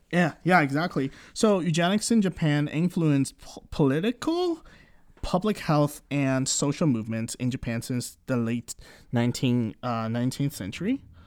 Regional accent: Canada; We are born and raised yeah. in Canada, so we're um, you know, we're considered Canadian

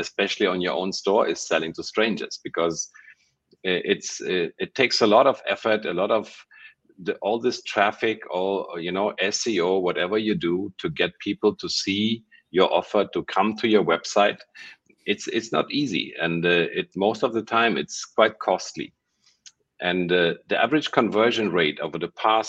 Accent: Germany; moved away as an adult; also born or lived in Ukraine / Munich, Germany; now in Malaysia; I was born in Ukraine. I was raised in Germany

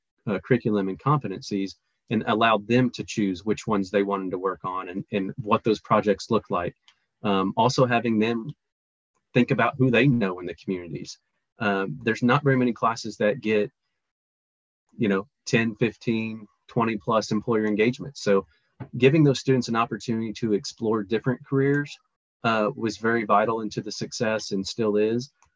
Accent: Parsons, Kansas, United States; born and raised in Parsons

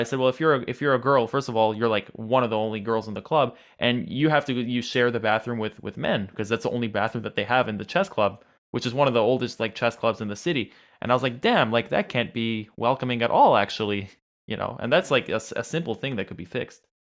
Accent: New York, United States; I'm from New York

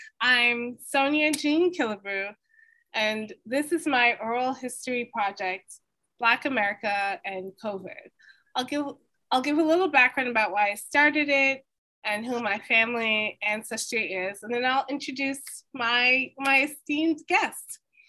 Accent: United States; I'm Black American, I'm a writer, I'm a teacher.

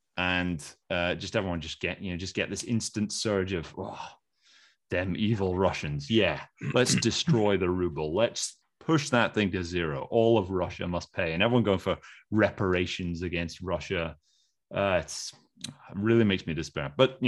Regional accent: United Kingdom; Like, well, no, we're British.

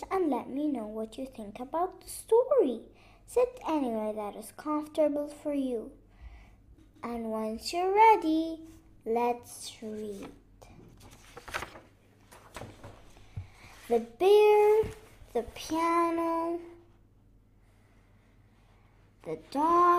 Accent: Beirut, Beirut Governorate, Lebanon; I'm from Lebanon, Beirut.

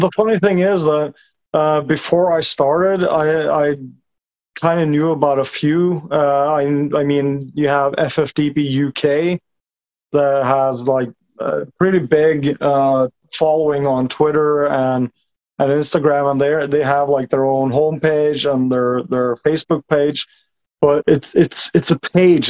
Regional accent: Norway; I'm a 37 year old construction worker from Norway. Uh, been living here my whole life.

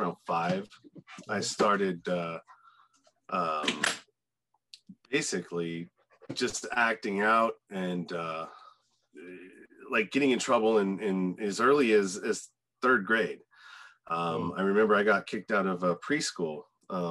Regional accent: Contra Costa County, Bay Area, Northern California, United States; I grew up in the in Northern California, the Bay Area, Contra Costa County

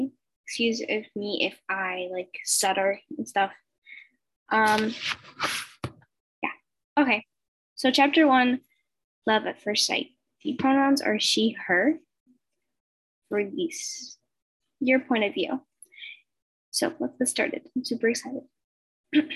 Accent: Colombia; English is a second language; I'm from Colombia and English is my second language.

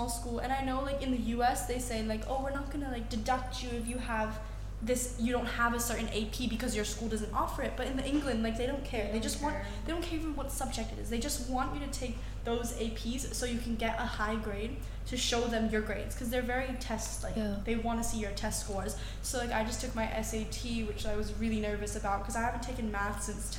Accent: Thailand; whether or not I can speak English now because I come from Thailand

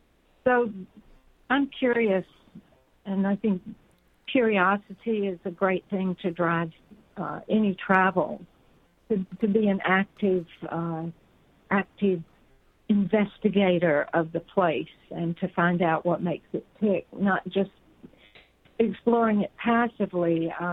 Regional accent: Cortona, Tuscany, Italy; I felt rather unfaithful to my hometown of Cortona

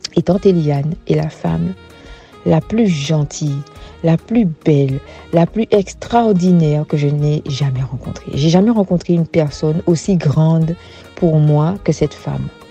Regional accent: Gourbeyre, Guadeloupe; moved away as an adult; also born or lived in Basse-Terre, Guadeloupe; now in Benin; j'ai été élevée dans mon enfance à Gourbert

